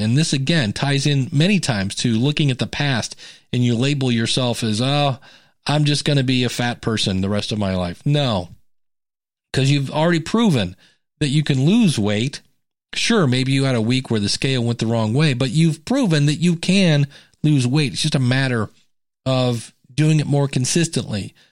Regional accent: United States; I'm an American.

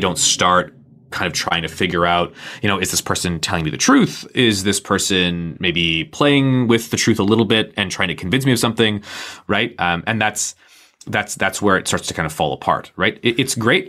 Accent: Canada; I'm Canadian

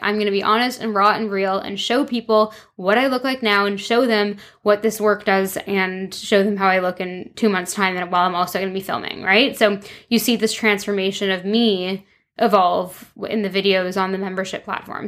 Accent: Toronto, Ontario, Canada; moved away as an adult; also born or lived in London, England / France; now in Vancouver, Canada; I moved from Toronto to London, England when I was 18, lived there for five years

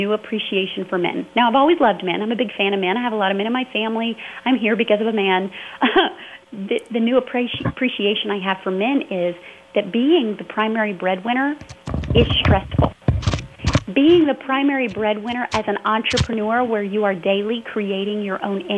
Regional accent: the South, United States; I was raised in the South, first of all, very evangelical background

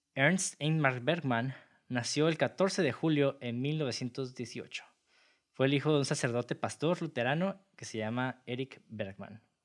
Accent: Mexico; todos como mexicanos

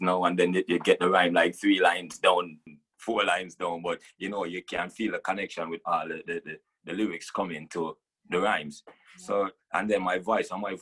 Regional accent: Jamaica; Growing up in Jamaica, Rastafari is everywhere

